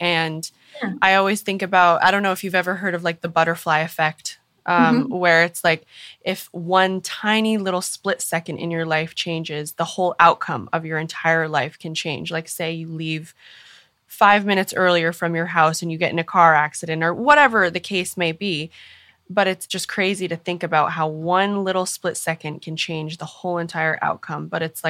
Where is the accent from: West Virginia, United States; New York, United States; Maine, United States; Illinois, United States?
Maine, United States; I grew up on the East Coast in Maine. So I'm very familiar with the freezing cold winters.